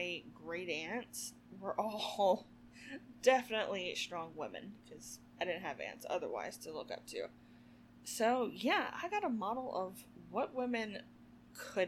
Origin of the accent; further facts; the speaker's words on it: the South, United States; growing up in the South, and keep in mind, this is the, you know, 80s and early 90s